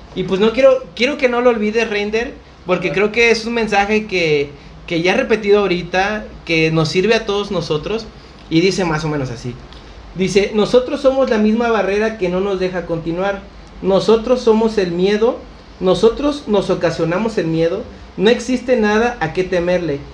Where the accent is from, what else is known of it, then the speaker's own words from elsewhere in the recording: Acapulco, Guerrero, Mexico; a pesar de ser acapulqueños